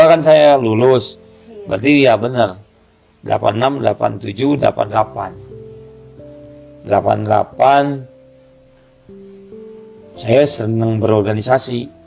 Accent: Bandung, West Java, Indonesia; saya besar di Sekelwa. Jadi kalau Sekelwa sekarang ini di daerah Pati Ukur sudah menjadi kota.

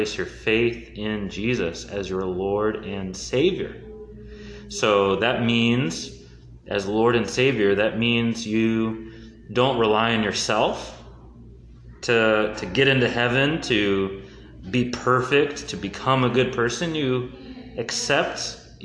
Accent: Houston, Texas, United States; also born or lived in Durham, North Carolina / Minnesota; I lived in Minnesota for 8 years and then moved down to Houston

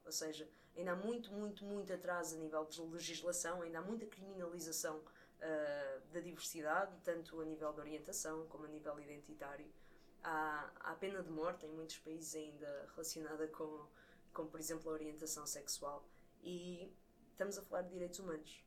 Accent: Coimbra, Centro, Portugal; sou cá de Coimbra

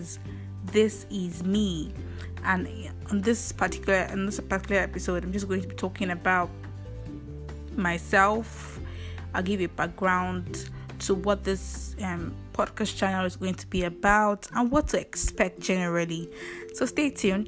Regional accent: Ile-Ife, Osun, Nigeria; I come from Ile-Ife, Osun State

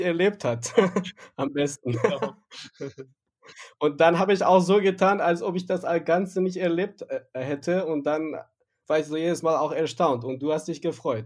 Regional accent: Yazd, Yazd Province, Iran; first language Persian; German is a second language; als Iraner oder als Yazdi, der, derjenige, der aus Yazd kommt

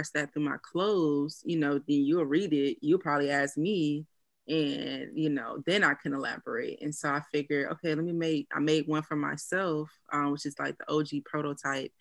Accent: Tallahassee, Florida, United States; now in Los Angeles, United States; I'm from Tallahassee, Florida.

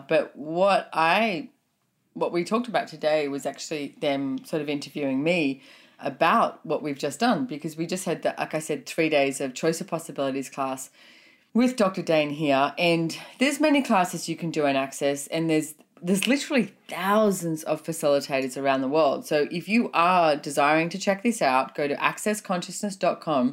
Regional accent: Australia; also born or lived in Sunshine Coast; Growing up in Australia

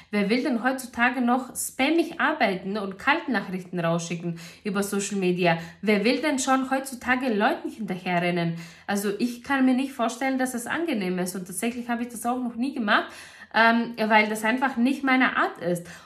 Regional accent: Greece; in Griechenland sagt man, also ich komme ja aus Griechenland und in Griechenland sagt man

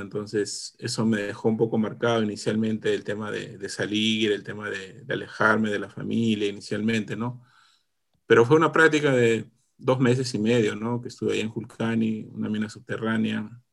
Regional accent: Lima, Peru; also born or lived in Congata, Arequipa, Peru; yo, nací en Arequipa. Estaba hasta los casi seis años, o un poco menos de repente, luego emigramos aquí a, Lima con, con, mi familia

